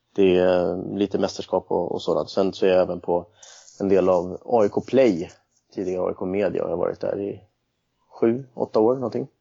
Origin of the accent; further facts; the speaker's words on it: Nacka, Stockholm County, Sweden; also born or lived in Cali, Colombia / Södermalm, Stockholm; now in Stockholm, Sweden; Jag är uppväxt i Nacka strax utanför